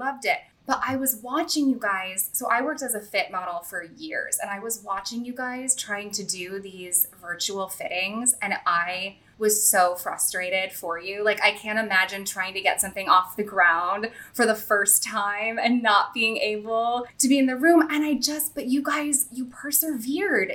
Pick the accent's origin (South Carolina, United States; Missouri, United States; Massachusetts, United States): Missouri, United States; St. Louis; moved away; I grew up like near Ladue